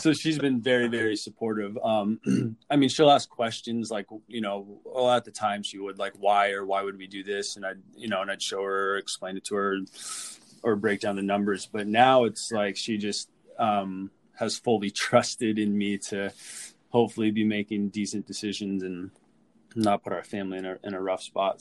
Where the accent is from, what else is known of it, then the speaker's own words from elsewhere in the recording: Orange County, California, United States; moved away as an adult; also born or lived in San Diego, California; now in Minnesota, United States; born and raised in Orange County, California